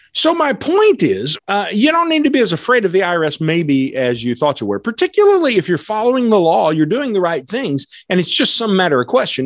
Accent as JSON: {"language": "English", "country": "United States", "said": "I'm not a European American, I'm an American"}